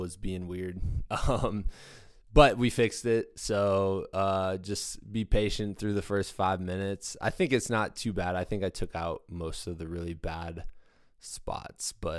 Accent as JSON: {"language": "English", "region": "Iowa", "country": "United States", "said": "I'm from Iowa"}